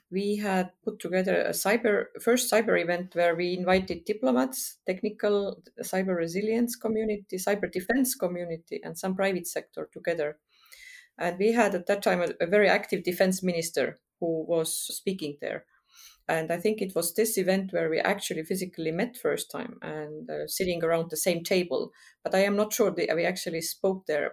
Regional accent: Estonia; now in Berlin, Germany; I am, um, Estonian, who was born in Estonia, occupied by the Soviet Union in, uh, nineteen seventy-one

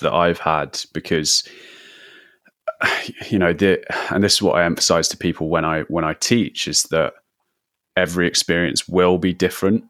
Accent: London, United Kingdom; I'm from London.

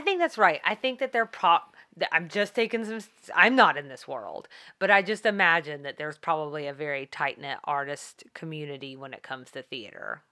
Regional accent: the South, United States; I'm from the South

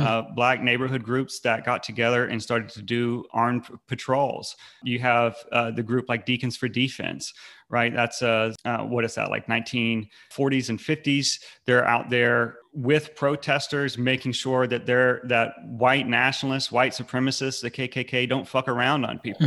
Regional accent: North Carolina, United States; I grew up in North Carolina. I've lived my entire life.

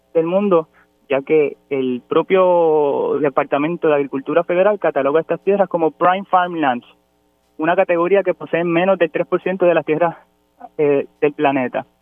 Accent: Toa Alta, Puerto Rico; Yo soy tualteño, soy criado y nacido en Bucarabones

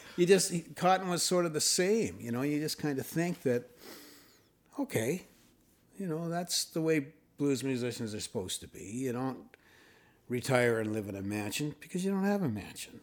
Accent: Thunder Bay, Ontario, Canada; moved away; also born or lived in Toronto; I was born in Fort William

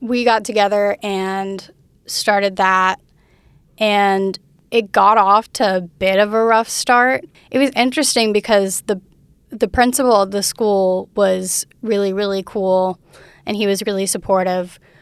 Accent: Fairhope, Alabama, United States; also born or lived in Mobile, Alabama / Daphne, Alabama; I grew up in Fairhope, but I was born in Mobile

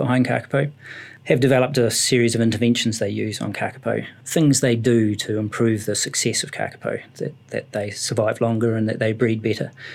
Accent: Ashburton, Canterbury, New Zealand; I was brought up in Ashburton, where there's not an awful lot of wildlife

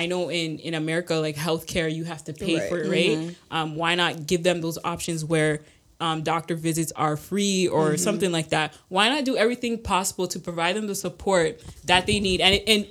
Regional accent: Canada; I'm not American, right? Like, Canada, we're extremely blessed

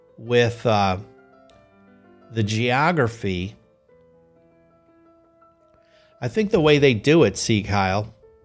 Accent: Bloomington, Indiana, United States; I was born in Bloomington, Indiana.

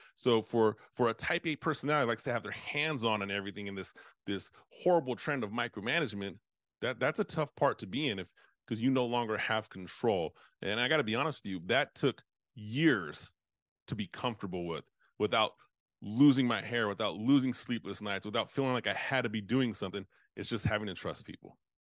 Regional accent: United States; I'm from United States

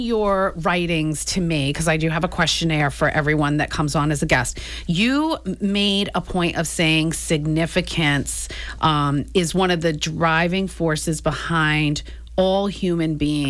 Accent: New Bedford, Massachusetts, United States; I was born in New Bedford.

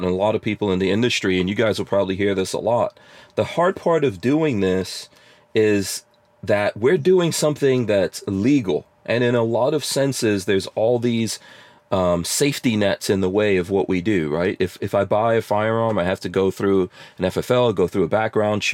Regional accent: New York City, New York, United States; moved away as an adult; also born or lived in New Jersey; I was born outside of America. And when my family came here, we grew up in New York City

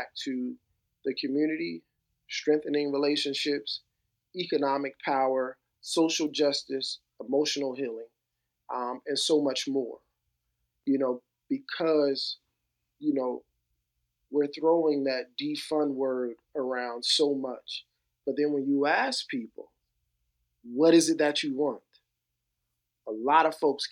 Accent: New Jersey, United States; growing up in New Jersey during the 80s and the 90s

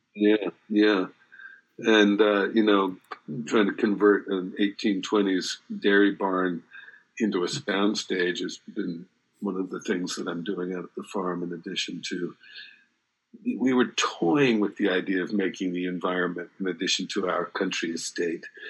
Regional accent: New Jersey, United States; moved away; also born or lived in Los Angeles, California; growing up in New Jersey

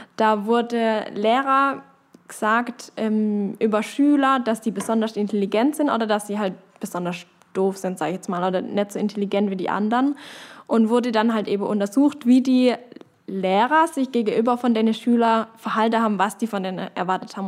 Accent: Knittlingen, Baden-Württemberg, Germany; ich komme aus Kittinger

